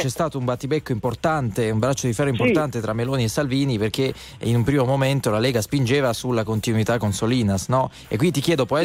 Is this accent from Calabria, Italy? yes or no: no; Milan, Lombardy, Italy; Yeah, no, sono di Milano.